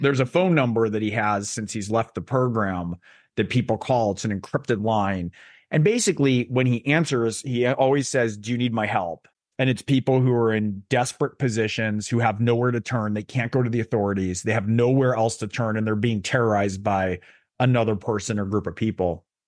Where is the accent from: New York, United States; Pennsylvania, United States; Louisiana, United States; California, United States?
California, United States; Silicon Valley, Bay Area; I grew up in Silicon Valley, I grew up in the Bay Area